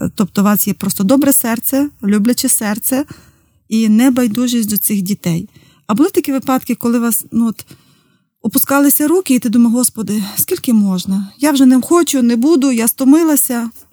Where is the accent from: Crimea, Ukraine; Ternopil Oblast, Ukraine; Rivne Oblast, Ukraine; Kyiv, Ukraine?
Rivne Oblast, Ukraine; Zdolbuniv; моє рідне місто з долбонів